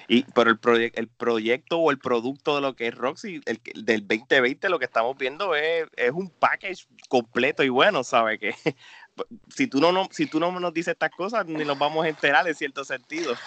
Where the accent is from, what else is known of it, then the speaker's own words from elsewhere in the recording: Puerto Rico; somos nos criamos juntos en Puerto Rico